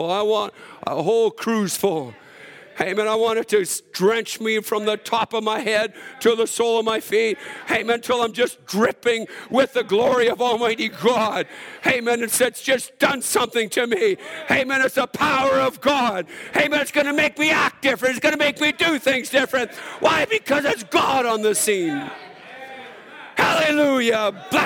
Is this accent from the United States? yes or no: no; Alberta, Canada; I'm from Saskatchewan. I mean, Alberta, so we don't get too happy in church.